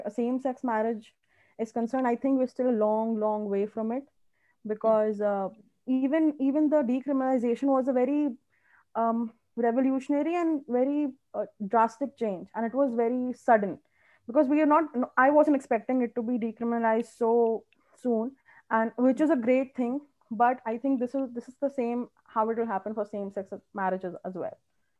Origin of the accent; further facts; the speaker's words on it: India; And as an Indian